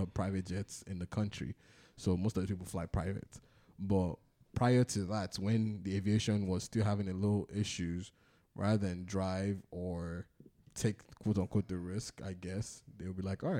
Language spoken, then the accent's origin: English; Ibadan, Oyo, Nigeria; now in United States; My family growing up in Ibadan